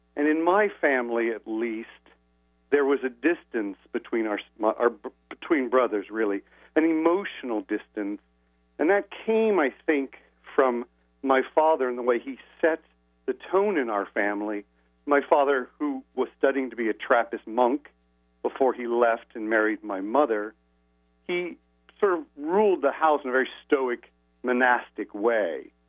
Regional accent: Indianapolis, Indiana, United States; moved away; I haven't lived in my hometown Indianapolis for a long time now

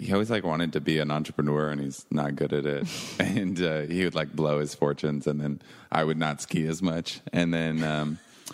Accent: Seattle, Washington, United States; also born or lived in New York / Lake Tahoe; now in Los Angeles, United States; I'm from Seattle, Washington

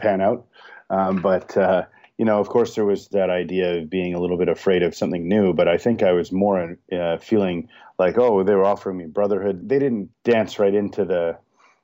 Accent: Toronto, Ontario, Canada; I grew up in Toronto

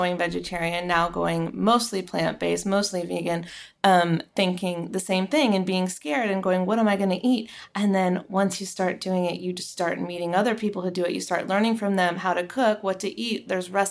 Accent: the South, United States; now in Los Angeles, United States; I'm from the South

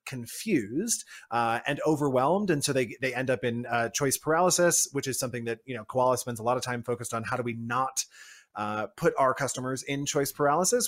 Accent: United States; I am based in the U S and I am an American myself

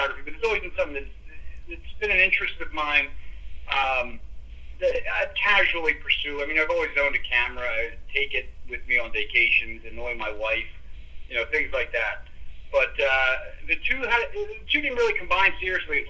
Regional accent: Philadelphia, Pennsylvania, United States; Born and raised in Philly

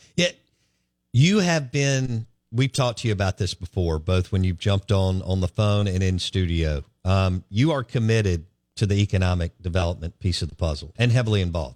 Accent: Jackson, Mississippi, United States; I grew up in Bellhaven, and I snuck in that Millsaps gym a lot

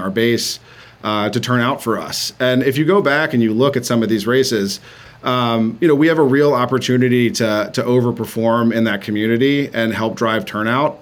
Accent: Mississippi, United States; now in North Carolina, United States; my home state is Mississippi. Um, so I grew up, uh, although a smaller state

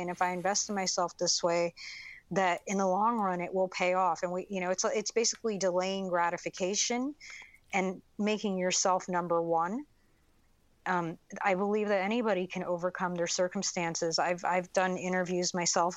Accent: United States; I grew up really poor in American standards on food stamps, welfare, Section 8

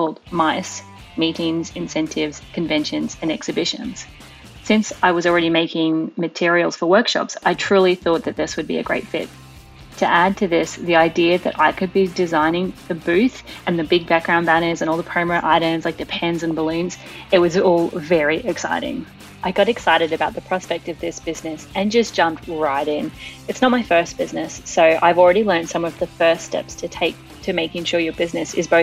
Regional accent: Brisbane, Queensland, Australia; my hometown of Brisbane, Australia

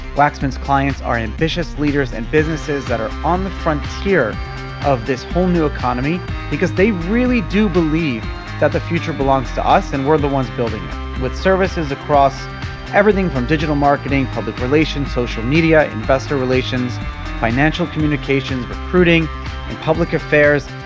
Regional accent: New York City, New York, United States; I grew up in New York City

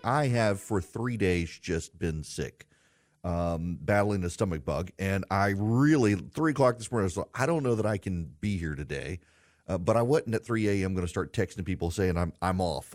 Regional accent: United States; I'm an American and I live in the United States

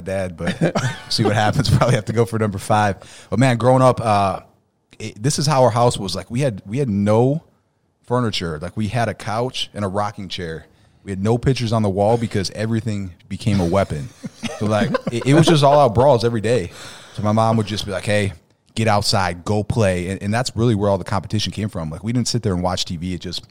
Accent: Buffalo, New York, United States; We grew up playing baseball, and hockey was big. We're from Buffalo, so played a lot of hockey

